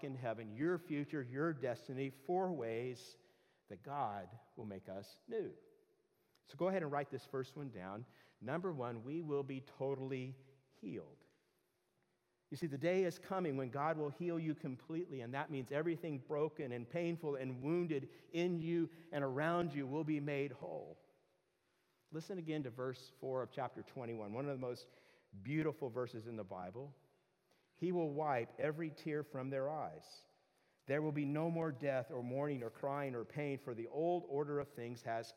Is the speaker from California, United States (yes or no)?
yes; Southern California, United States; I grew up in Southern California